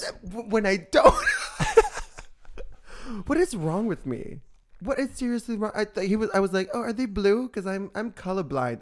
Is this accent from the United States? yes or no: no; Italy; born or raised there; moved away